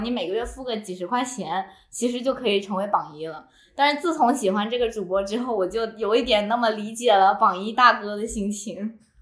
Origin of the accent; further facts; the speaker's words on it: southern China, China; moved away; 我作为一个南方人